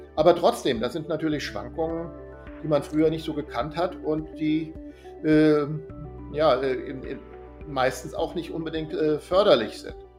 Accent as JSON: {"language": "German", "country": "Germany", "said": "als Deutscher"}